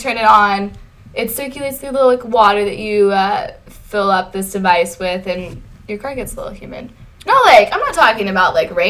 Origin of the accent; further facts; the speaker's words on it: Santa Clarita, California, United States; I am super white, like uber white. And my skin as a white girl dries out pretty easily. And I'm from Santa Clarita, which is freaking like desert town.